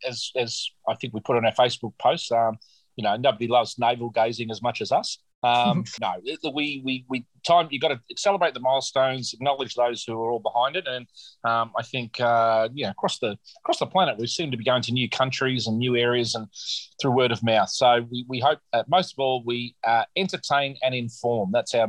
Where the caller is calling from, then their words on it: Manly, New South Wales, Australia; I'm calling you from Manly, Sydney town, the home of ….